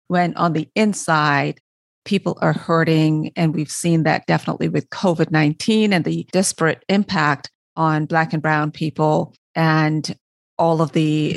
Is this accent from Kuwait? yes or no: no; Barbados; I'm from Barbados, West Indies.